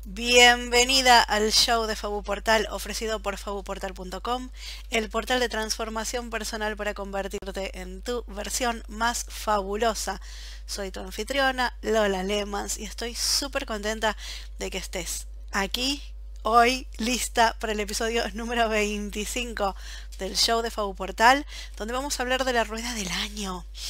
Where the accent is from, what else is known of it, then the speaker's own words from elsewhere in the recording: Buenos Aires, Argentina; moved away as an adult; now in Belgium; Yo como soy de Buenos Aires